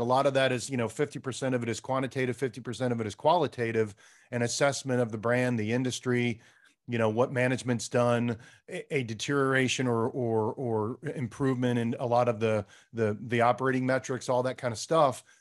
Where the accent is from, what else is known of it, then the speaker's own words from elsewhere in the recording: East Coast, United States; now in California, United States; we're both from the East Coast